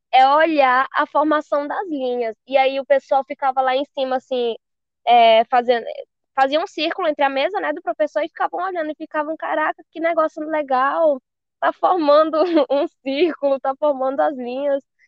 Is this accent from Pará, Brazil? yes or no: yes; Marabá, Pará, Brazil; Do Pará, sou de Marabá.